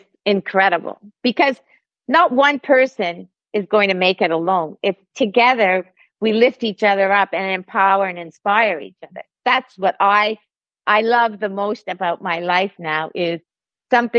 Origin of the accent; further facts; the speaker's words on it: Canada; I'm Canadian